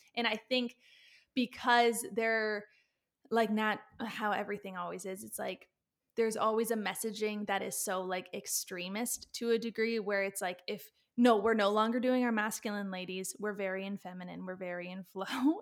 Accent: Canada; also born or lived in Australia; I'm Canadian

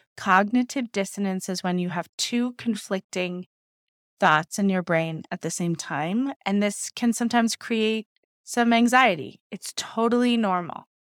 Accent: Ohio, United States; growing up in Ohio

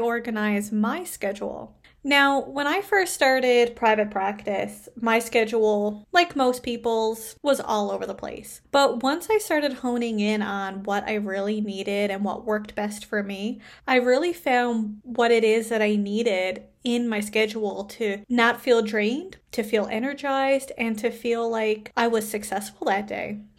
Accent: Canada; I am a Canadian social worker

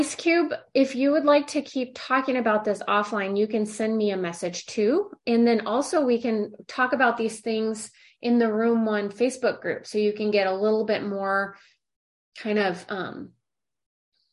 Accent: St. Louis, Missouri, United States; moved away as an adult; now in California, United States; I'm from St. Louis and I live in California

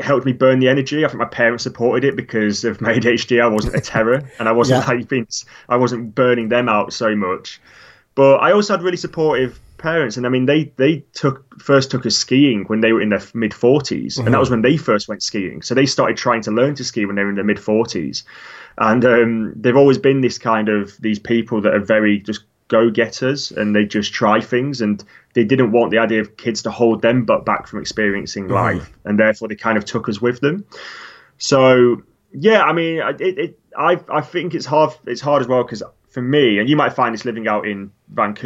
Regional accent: Lake District, North West England, United Kingdom; now in London, United Kingdom; Growing up in the Lake District

